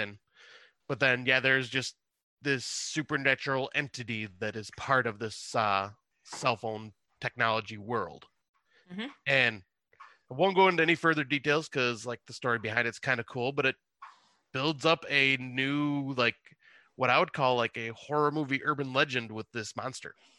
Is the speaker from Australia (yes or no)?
no; West Montrose, Ontario, Canada; the same Montrose I grew up